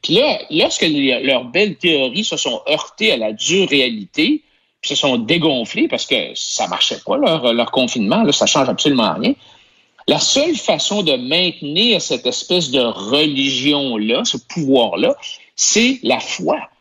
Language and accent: French; Quebec, Canada; on est Québécois